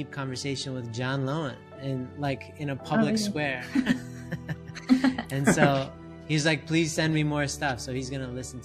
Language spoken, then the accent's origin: English; Canada; I'm Canadian, or I was born in Canada